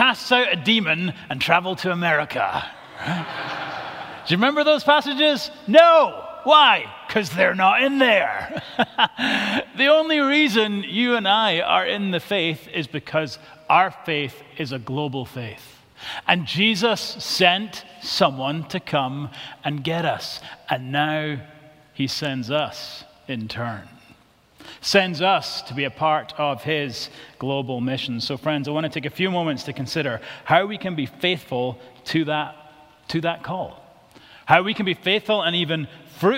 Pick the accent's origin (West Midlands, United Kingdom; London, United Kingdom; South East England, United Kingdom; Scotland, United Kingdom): Scotland, United Kingdom; I'm from Bonnie, Scotland